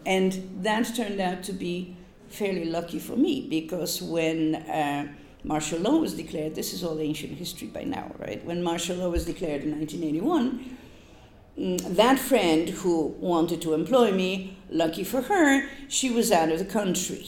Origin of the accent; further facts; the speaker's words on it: Gdynia, Pomeranian Voivodeship, Poland; first language Polish; English is a second language; moved away as an adult; also born or lived in Sri Lanka; now in New York, United States; I'm from the North, I'm from the Baltic Sea. Okay, so I'm from Gdynia